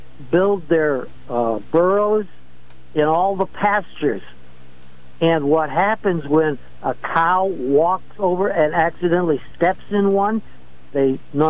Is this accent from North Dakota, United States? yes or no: yes; North Dakota, United States; moved away; I am originally from North Dakota.